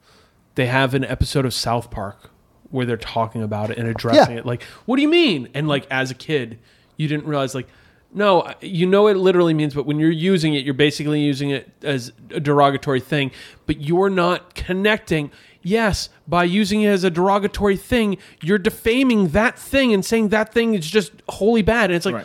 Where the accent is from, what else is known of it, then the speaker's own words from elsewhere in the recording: Montreal, Quebec, Canada; We're two kids from Montreal trying to put on a fest.